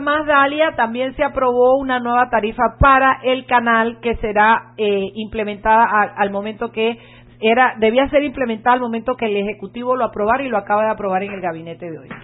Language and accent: Spanish; Panama; los panameños